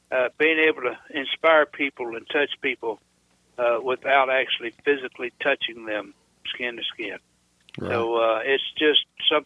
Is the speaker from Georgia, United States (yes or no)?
yes; DeKalb County, Georgia, United States; I was born in DeKalb County, Georgia, back in 1952. Been living here in Georgia most of my life